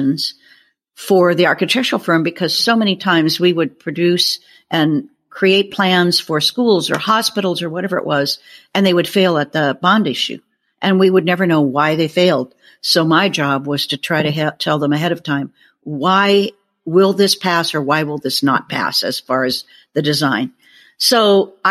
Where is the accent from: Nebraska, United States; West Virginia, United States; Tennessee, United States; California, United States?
Nebraska, United States; Omaha; I was born and raised in Omaha, Nebraska